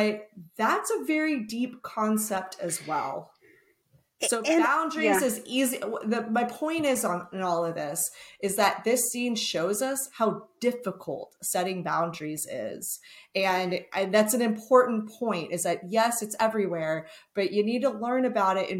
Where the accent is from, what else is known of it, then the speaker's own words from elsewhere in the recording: Texas, United States; I'm from Texas